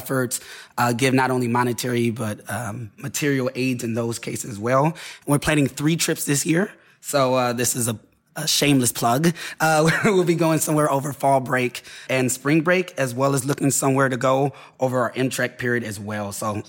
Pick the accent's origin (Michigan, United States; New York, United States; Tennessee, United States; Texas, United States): Michigan, United States; Detroit; I am from Detroit. Born and raised.